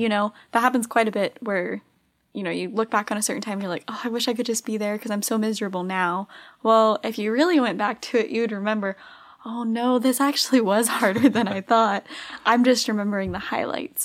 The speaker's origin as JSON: {"language": "English", "region": "Arizona", "country": "United States", "said": "I'm from Arizona."}